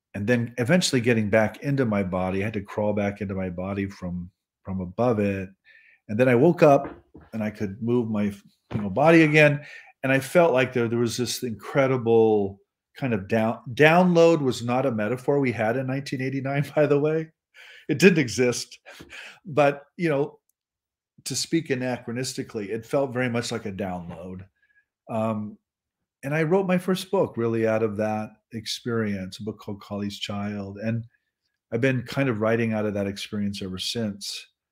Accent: Nebraska, United States; I'm from Nebraska

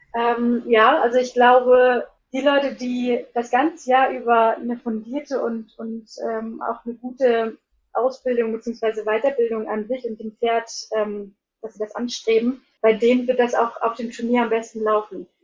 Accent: near Hanover, Lower Saxony, Germany; moved away as an adult; also born or lived in Iceland / Hólar; bin eigentlich gebürtige Deutsche, ähm, komme aus der Nähe von Hannover und bin vor 13 Jahren nach Island gegangen, nach meinem Abitur

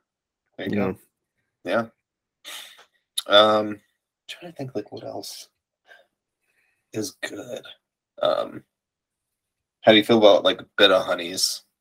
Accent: Farrell, Pennsylvania, United States; I'm from Farrell, Pennsylvania. Population 1,000, I think.

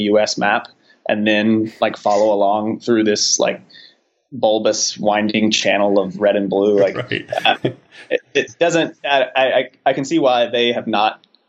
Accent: Charlotte, North Carolina, United States; I'm from North Carolina, so I know immediately to look at the small sliver of counties around Charlotte where I grew up

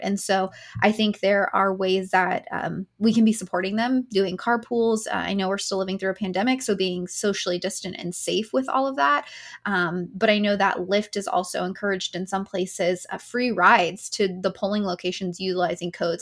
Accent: Tennessee, United States; my home state of Tennessee

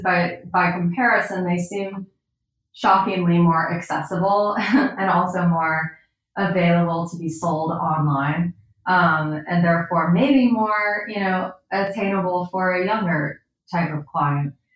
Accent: Hoboken, New Jersey, United States; also born or lived in Los Angeles; now in New York, United States; I grew up in Hoboken

